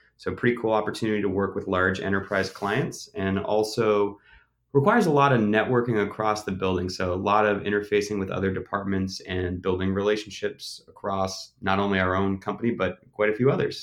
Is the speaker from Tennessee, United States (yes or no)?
no; Auburn, Maine, United States; moved away as an adult; also born or lived in Burlington, Vermont; I grew up in Auburn, Maine, so that's about a half hour north of Portland